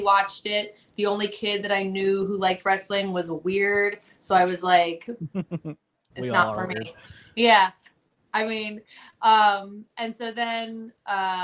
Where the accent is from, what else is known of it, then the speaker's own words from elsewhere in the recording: New Jersey, United States; moved away as an adult; also born or lived in Virginia; I grew up in New Jersey, and then when I wanted to start wrestling, I was living in Virginia